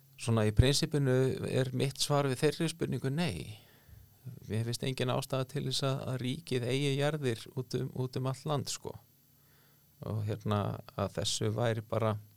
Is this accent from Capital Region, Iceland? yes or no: no; south of Skarðsheiði, Western Region, Iceland; also born or lived in Árneshreppur, Strandir (ancestry); á mínum æskuslóðu sunna skarsiðar og þar, hérna, þar tóku aðri natvinni veið við uh, stóriðan kom